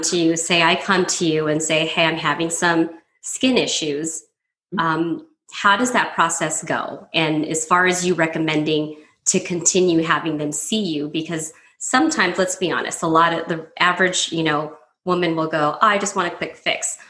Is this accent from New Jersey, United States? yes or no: no; Southern California, United States; now in Las Vegas, United States; I grew up in Southern California as well.